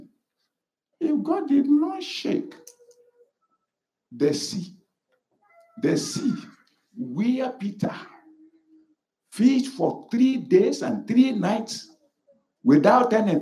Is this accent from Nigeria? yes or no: yes; Ekiti, Nigeria; moved away; I said, yes.